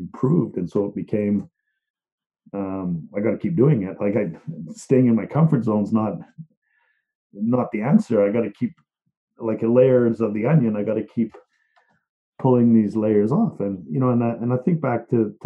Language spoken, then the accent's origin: English; Liverpool, North West England, United Kingdom; moved away; I'm from Liverpool